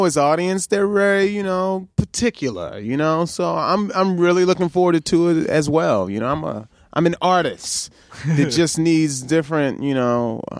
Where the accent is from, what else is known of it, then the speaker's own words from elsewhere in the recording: Baltimore, Maryland, United States; moved away; also born or lived in Sacramento; I'm from Baltimore.